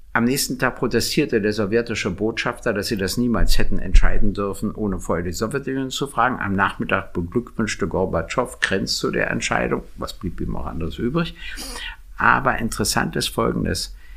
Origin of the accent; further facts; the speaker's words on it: Berlin, Germany; Denn ich bin in Berlin geboren und habe noch nie woanders gewohnt